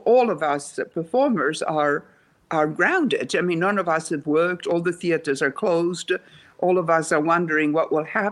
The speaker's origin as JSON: {"language": "English", "town": "Rome", "region": "Lazio", "country": "Italy", "tie": "born or raised there", "also_born_or_lived": "Sweden", "second_language": "English", "moved": "as an adult", "said": "I was born in Rome, Italy"}